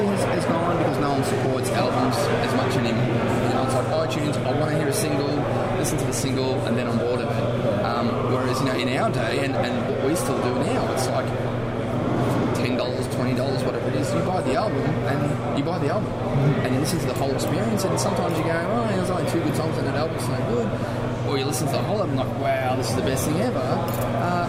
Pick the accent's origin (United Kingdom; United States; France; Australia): Australia; If you haven't figured out the accent by now, so we're from Australia.